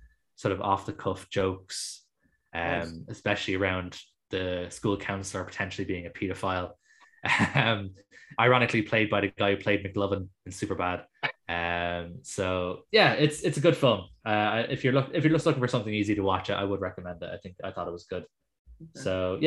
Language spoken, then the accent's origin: English; Ireland; as an Irish person